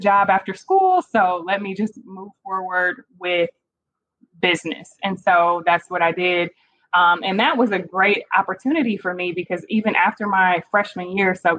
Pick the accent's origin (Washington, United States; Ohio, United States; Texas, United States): Ohio, United States; Cleveland; moved away as an adult; also born or lived in Kent, Ohio / Atlanta, Georgia; now in Dallas, United States; I'm originally from Cleveland, Ohio, where I was born and raised and spent most of my life there